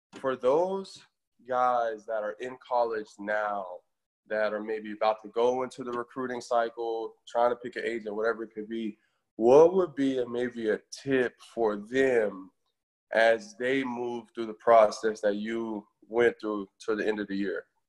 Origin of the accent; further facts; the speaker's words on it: Florida, United States; I'm from Florida myself